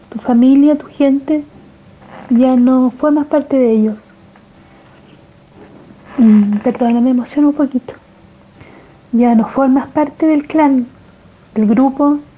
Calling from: Santiago, Santiago Metropolitan Region, Chile; Hola Julio … de Santiago de Chile.

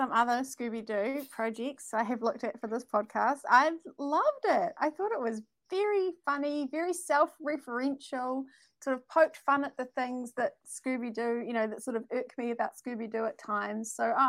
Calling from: New Zealand; I'm calling from New Zealand, which is a made-up place, a bit like Fairyland or Australia.

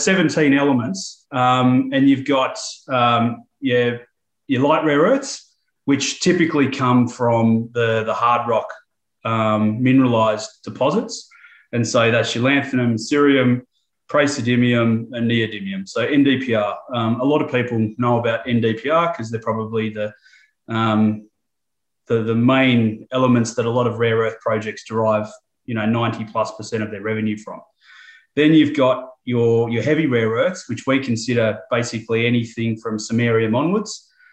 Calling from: Melbourne, Victoria, Australia; I'm coming from Melbourne, Australia, just at the tail end of summer. So conditions are pretty good down here.

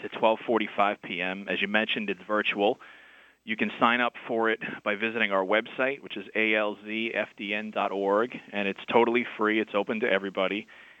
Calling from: Manhattan, New York, United States; I am calling from Manhattan.

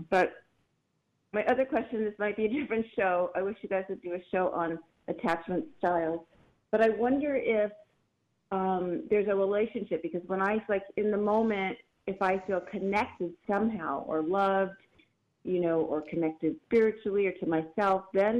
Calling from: San Diego, California, United States; I'm calling from San Diego.

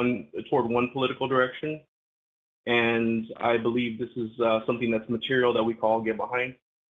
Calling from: West Coast, United States; Adam, Jacob, this is … from the West Coast.

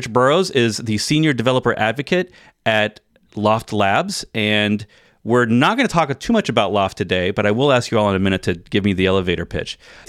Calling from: Virginia, United States; I'm in Virginia, so we're east to west this time in North America.

